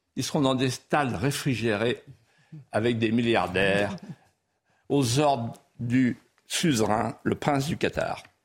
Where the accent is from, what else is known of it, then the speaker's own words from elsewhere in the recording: Vendée, Pays de la Loire, France; first language Vendée patois; French is a second language; chez moi en Vendée